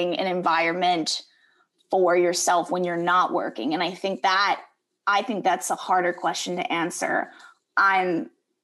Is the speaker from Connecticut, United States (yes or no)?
yes; Connecticut, United States; moved away; also born or lived in Arkansas / Missouri / California / Spain; I grew up in Connecticut